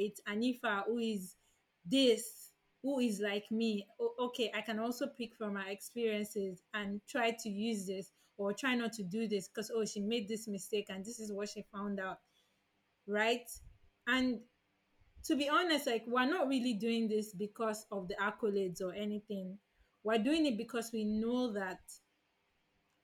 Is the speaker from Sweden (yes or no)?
no; Nigeria; young Nigerian Muslim women